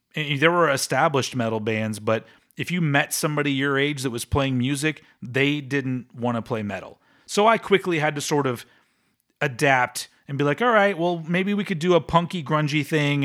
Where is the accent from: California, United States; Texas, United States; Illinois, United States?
Texas, United States; Austin; I'm saying goodbye to my hometown.